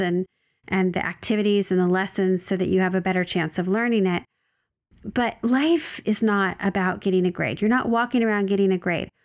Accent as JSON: {"language": "English", "region": "Oregon", "country": "United States", "tie": "born or raised there", "moved": "yes", "lives_now": "Southern California, United States", "said": "So I'm from Oregon. It's where I was born and raised. Uh, I live in Southern California"}